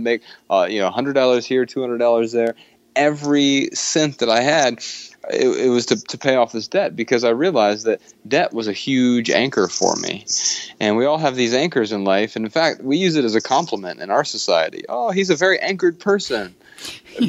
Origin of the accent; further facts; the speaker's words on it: Dayton, Ohio, United States; accent: southern; moved away as an adult; now in Missoula, United States; I grew up in Dayton, Ohio